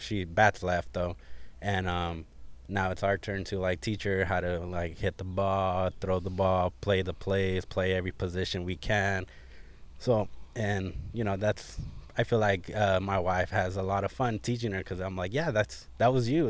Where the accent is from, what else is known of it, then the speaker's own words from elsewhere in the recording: Artesia, California, United States; I grew up in Artesia, California. I lived there for pretty much thirty-one years